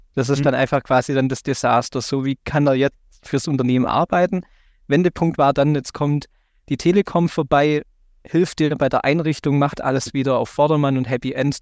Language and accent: German; Baden-Württemberg, Germany; hier in Baden-Württemberg, wo ich herkomme